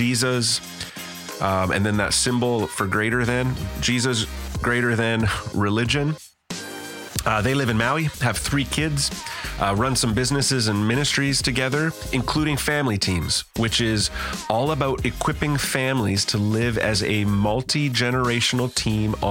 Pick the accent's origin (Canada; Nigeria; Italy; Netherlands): Canada; British Columbia; for me as a Canadian